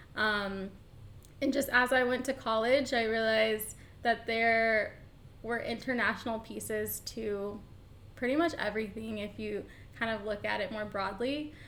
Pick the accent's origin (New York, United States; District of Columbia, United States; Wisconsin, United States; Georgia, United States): Georgia, United States; Atlanta; moved away as an adult; also born or lived in Boston / Austin, Texas; I am from Atlanta, born and raised